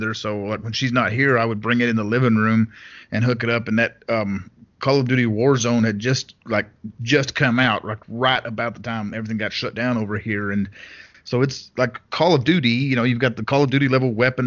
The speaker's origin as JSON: {"language": "English", "country": "United States", "accent": "American", "said": "my American accent"}